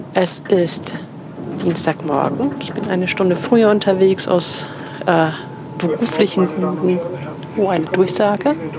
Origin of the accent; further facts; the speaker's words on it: Cologne, North Rhine-Westphalia, Germany; als äh, Kölnerin